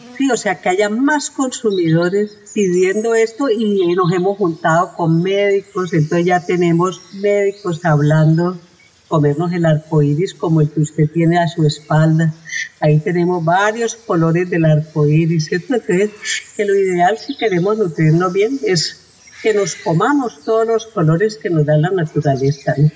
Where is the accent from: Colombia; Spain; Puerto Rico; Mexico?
Colombia; somos colombianos